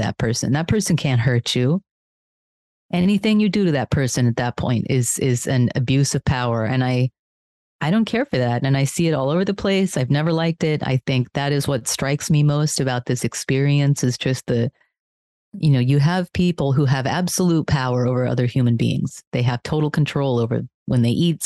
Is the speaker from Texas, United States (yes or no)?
yes; Texas, United States; I'm from Texas